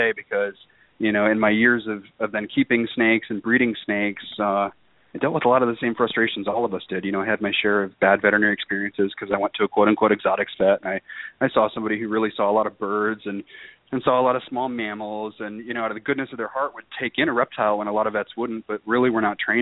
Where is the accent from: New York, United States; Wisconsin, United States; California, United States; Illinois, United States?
Illinois, United States; outside of Chicago; I grew up in a cul-de-sac actually outside of Chicago